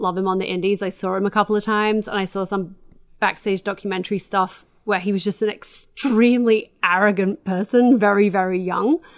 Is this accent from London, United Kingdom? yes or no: no; Doncaster, Yorkshire and the Humber, United Kingdom; I am from Doncaster